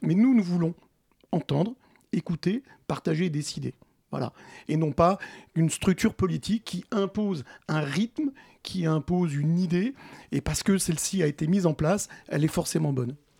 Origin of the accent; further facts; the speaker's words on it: Bondy, Île-de-France, France; Nous, on est euh, des Bondinois qui vivons au quotidien dans cette commune depuis nombreuses années, plusieurs décennies, plusieurs générations